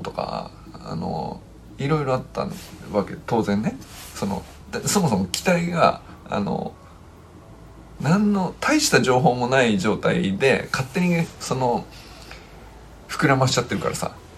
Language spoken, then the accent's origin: Japanese; Niigata, Japan; moved away as an adult; also born or lived in Hokkaido; その田舎から出てきてまあ僕は新潟から北海道みたいなまあとにかく実家を出て